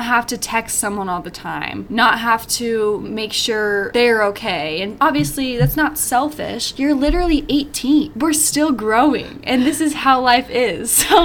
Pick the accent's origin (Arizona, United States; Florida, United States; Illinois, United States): Arizona, United States; moved away as an adult; I'm from Arizona